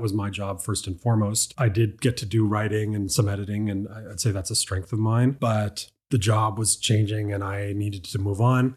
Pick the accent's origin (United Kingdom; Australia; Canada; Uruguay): Canada; Dartmouth, Nova Scotia; I'm from Dartmouth. My family's been on the same piece of land there for over a hundred years